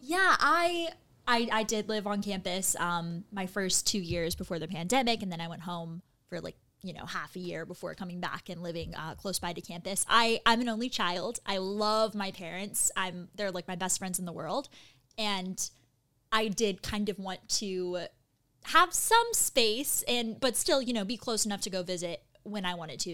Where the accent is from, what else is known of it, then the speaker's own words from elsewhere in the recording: Costa Mesa, California, United States; I'm from Costa Mesa, California